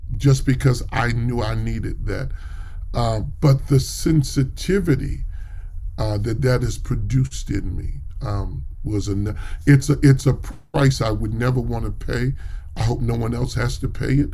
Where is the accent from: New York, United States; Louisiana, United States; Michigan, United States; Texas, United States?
New York, United States; New York City; I'm from New York, and so I grew up not far from Cathedral of St. John the Divine